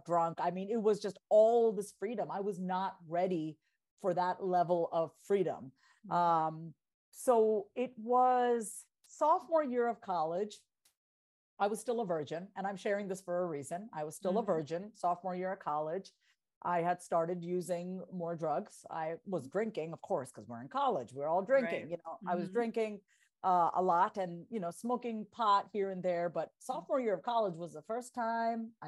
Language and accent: English; Long Island, New York, United States; also born or lived in Boston; I'm a first generation Indian immigrant, born and raised on Long Island